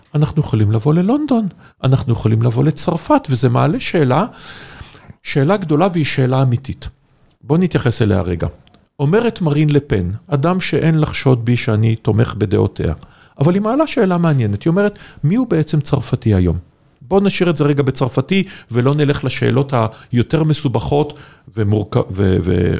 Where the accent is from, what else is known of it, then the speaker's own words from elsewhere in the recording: Haifa, Haifa District, Israel; אני חיפאי